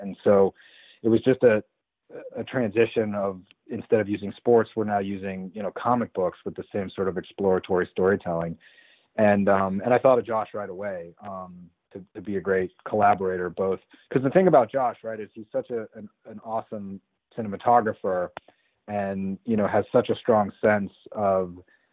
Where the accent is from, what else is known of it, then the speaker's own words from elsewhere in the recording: Colorado, United States; I grew up in Colorado